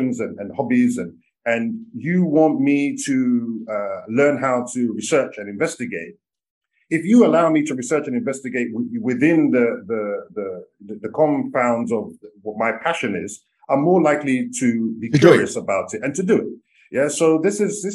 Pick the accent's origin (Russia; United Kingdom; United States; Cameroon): United Kingdom; moved away as an adult; now in Cairo, Egypt; growing up in the UK, we used to drink from the tap